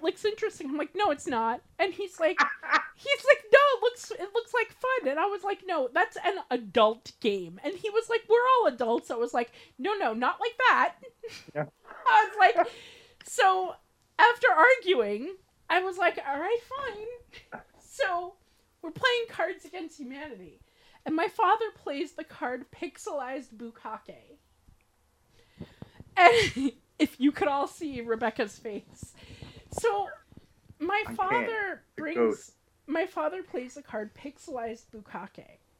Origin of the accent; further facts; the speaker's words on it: New York, United States; I said, I'm from New York.